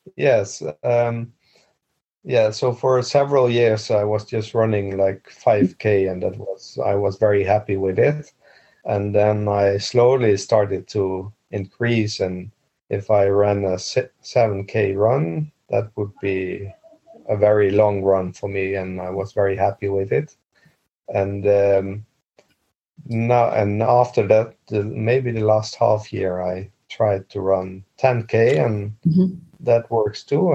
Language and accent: English; Netherlands; English is a second language; moved away as an adult; now in Bergen, Norway; I was born I was born in Holland and moved to Norway when in 2002